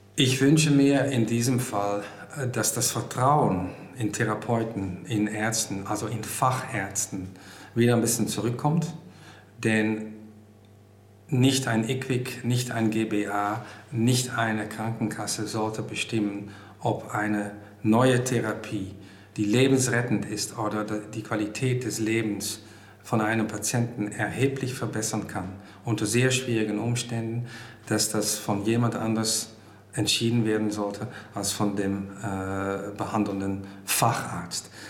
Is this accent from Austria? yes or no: no; Netherlands; German is a second language; now in Germany; ich komme aus Holland